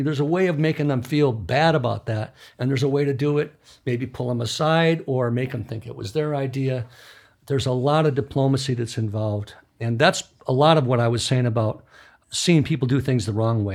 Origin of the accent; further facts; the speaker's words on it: Midwest, United States; moved away; I grew up in the Midwest